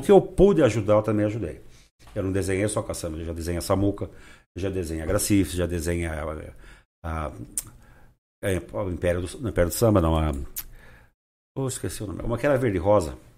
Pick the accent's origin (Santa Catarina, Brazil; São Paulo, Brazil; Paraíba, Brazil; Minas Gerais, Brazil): São Paulo, Brazil; Rio Claro; nasci em Rio Claro, adoro a minha cidade